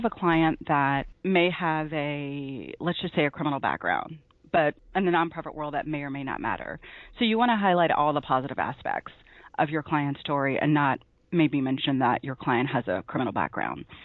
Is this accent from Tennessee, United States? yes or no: yes; Memphis, Tennessee, United States; moved away as an adult; also born or lived in New Jersey; I grew up in Memphis and started reporting in Tennessee